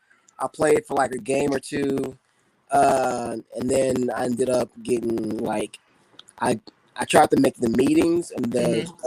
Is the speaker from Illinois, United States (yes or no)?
yes; Chicago, Illinois, United States; moved away as an adult; also born or lived in Indianapolis, Indiana; now in Indiana, United States; Yes, I grew up in South Side of Chicago. I grew up on 69th and Eggleston.